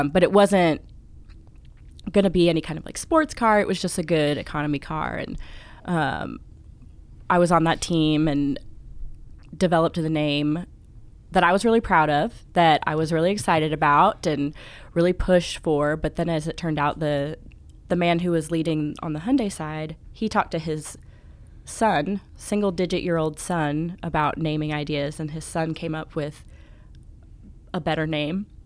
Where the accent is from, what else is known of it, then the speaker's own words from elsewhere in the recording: Charlotte, North Carolina, United States; I'm from Charlotte, North Carolina, where I work for Bricks Wood Fired Pizza as the marketing director.